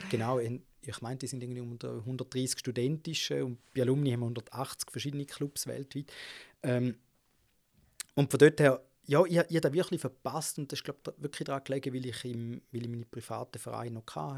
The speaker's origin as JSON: {"language": "German", "town": "Gossau", "region": "St. Gallen", "country": "Switzerland", "tie": "born or raised there", "said": "ich bin in Gossa aufgewachsen, das ist so neben St. Gallen"}